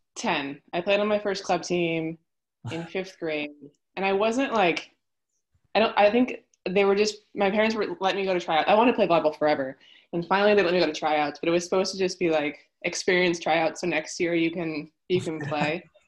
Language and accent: English; Poway, California, United States; also born or lived in Houston, Texas; i'm from poway um, I was born here in San Diego, but we actually moved to Texas